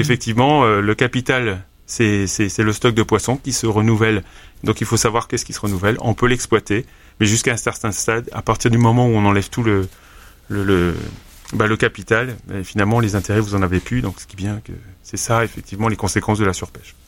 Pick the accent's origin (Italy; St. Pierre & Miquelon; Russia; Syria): St. Pierre & Miquelon; je suis originaire de Saint-Pierre-et-Miquelon